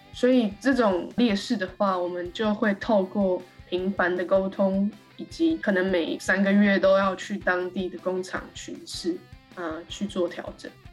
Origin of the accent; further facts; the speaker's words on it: Taiwan; moved away as an adult; also born or lived in Taichung; now in Netherlands; 我是台湾人，然后我之前从中心大学毕业，读中心大学动物科学系